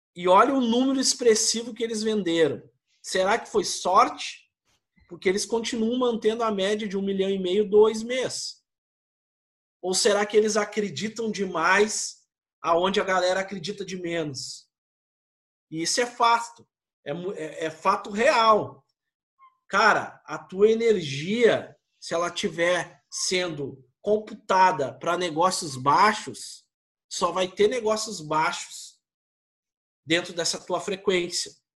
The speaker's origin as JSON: {"language": "Portuguese", "town": "Porto Alegre", "region": "Rio Grande do Sul", "country": "Brazil", "said": "Nós somos gaúchos"}